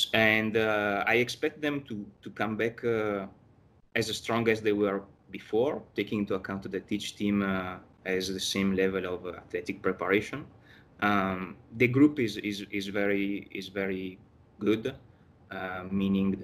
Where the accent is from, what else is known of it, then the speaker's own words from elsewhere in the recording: Verona, Veneto, Italy; now in New York, United States; I'm originally from Verona. I was born in Verona